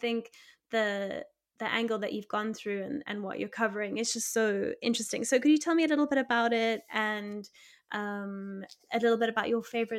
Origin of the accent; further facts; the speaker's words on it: South Africa; because obviously being South African, and there's been a really interesting element of this for me